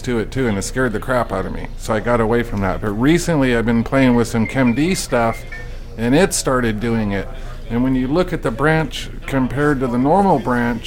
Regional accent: Southern California, United States; born and raised in Southern California

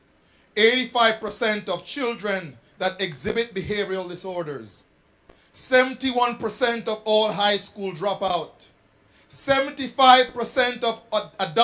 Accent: Jamaica; I grew up in Jamaica

